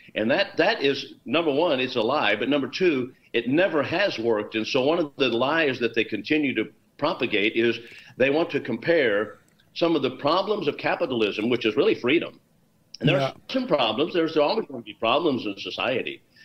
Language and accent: English; Texas, United States; my home state where I am now in Texas